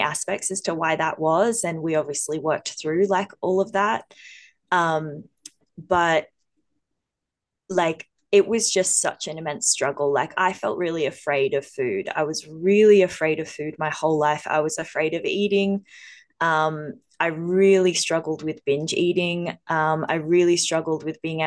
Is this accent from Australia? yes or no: yes; Australia; we're two Aussie girls